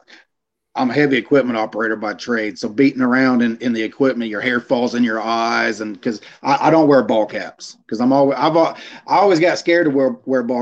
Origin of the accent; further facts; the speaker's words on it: Middle Georgia, United States; moved away; I'm originally from Middle Georgia